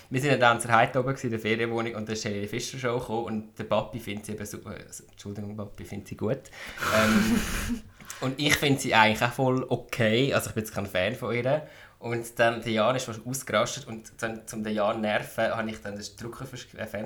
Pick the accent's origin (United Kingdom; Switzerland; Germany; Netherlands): Switzerland; Zurich; ich bin im Zürichsee aufgewachsen, jetzt ab vom Schuss.